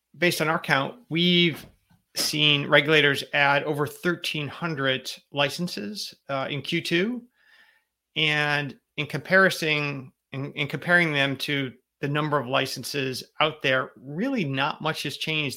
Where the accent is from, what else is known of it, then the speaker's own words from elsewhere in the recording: Connecticut, United States; here in my home state of Connecticut